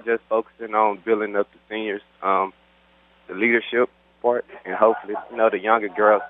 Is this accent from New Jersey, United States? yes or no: no; Monroe, Louisiana, United States; I'm from Monroe, Louisiana.